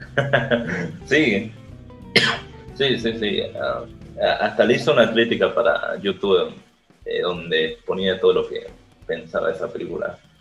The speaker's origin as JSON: {"language": "Spanish", "country": "Bolivia", "said": "somos de Bolivia"}